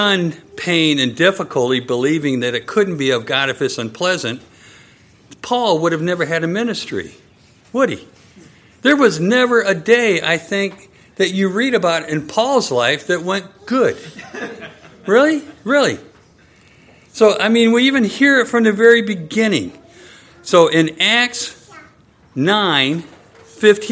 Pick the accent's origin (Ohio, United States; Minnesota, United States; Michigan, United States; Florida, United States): Michigan, United States; When Nanette and I were growing up in Michigan, at my house, we had these enormous oak trees